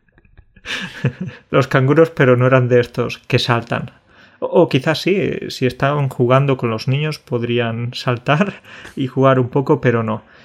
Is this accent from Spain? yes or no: yes; Andalusia, Spain; yo en Andalucía